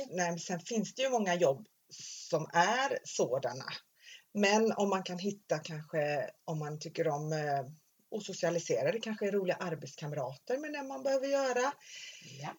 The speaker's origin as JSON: {"language": "Swedish", "town": "Stenungsund", "region": "Västra Götaland", "country": "Sweden", "tie": "born or raised there", "said": "Jag var ju uppvuxen i Stenungsund"}